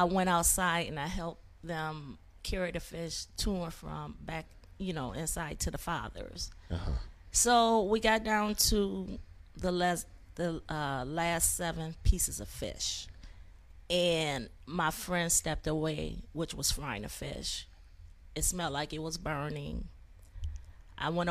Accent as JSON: {"language": "English", "town": "Buffalo", "region": "New York", "country": "United States", "tie": "born or raised there", "also_born_or_lived": "Mobile, Alabama", "moved": "yes", "lives_now": "Clarksville, United States", "said": "I was born in Mobile, Alabama, and I grew up in Buffalo, New York"}